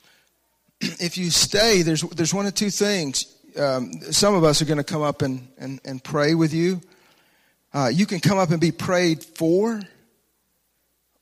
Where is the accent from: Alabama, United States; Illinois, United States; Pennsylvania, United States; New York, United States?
Alabama, United States; I grew up in the South, a little church down in Alabama